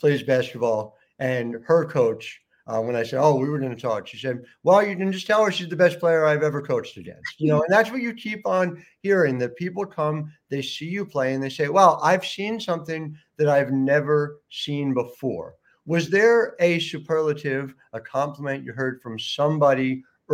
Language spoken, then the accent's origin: English; Cherry Hill, New Jersey, United States; I grew up in Cherry Hill, which is where the show comes from now